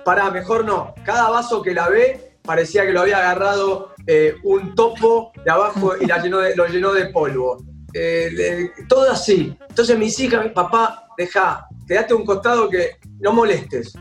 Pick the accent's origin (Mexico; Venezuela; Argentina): Argentina; yo soy de Martín